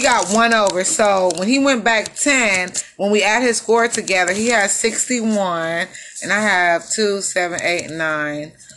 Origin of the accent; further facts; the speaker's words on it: Texas, United States; I'm from Texas